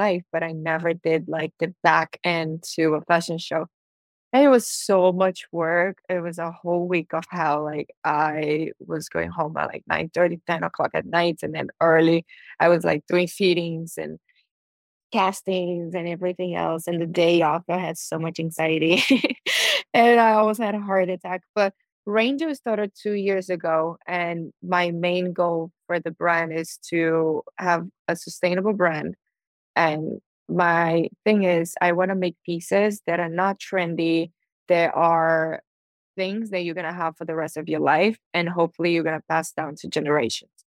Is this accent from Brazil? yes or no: yes; Brazil; now in Miami, United States; people from my hometown